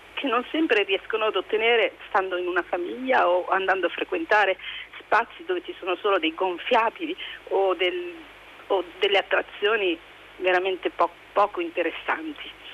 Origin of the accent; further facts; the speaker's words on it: Ravenna, Emilia-Romagna, Italy; sono di Ravenna e lavoro con un ente teatrale